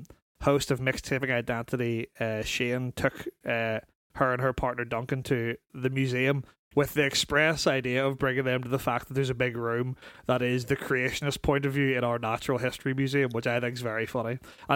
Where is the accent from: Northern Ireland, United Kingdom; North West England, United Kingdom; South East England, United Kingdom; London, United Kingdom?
Northern Ireland, United Kingdom; North Down; I'm from North Down.